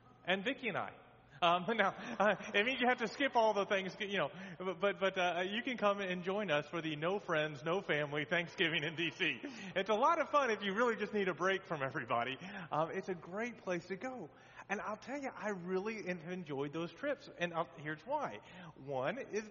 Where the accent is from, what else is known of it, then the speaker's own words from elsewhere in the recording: Texas, United States; now in near Washington, D.C., United States; I grew up in Texas